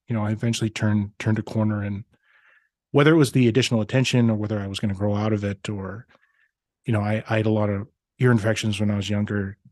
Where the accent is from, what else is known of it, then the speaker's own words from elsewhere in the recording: Regina, Saskatchewan, Canada; now in Grande Prairie, Canada; I grew up in Regina, Saskatchewan